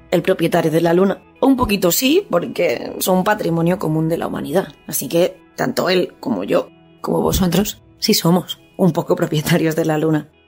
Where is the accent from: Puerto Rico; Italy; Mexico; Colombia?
Italy; Bajardo, Liguria; este poeta dejó en herencia la luna a mi pueblo y a mis compatriotas.